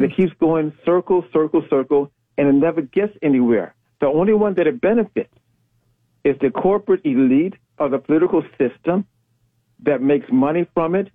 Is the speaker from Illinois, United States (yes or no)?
yes; Chicago, Illinois, United States; We're both from the South Side